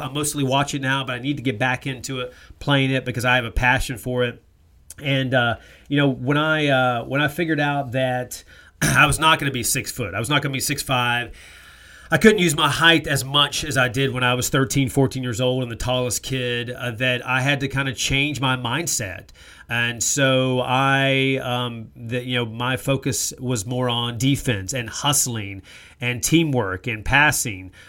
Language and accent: English; North Carolina, United States; moved away; growing up in North Carolina, how basketball was king for me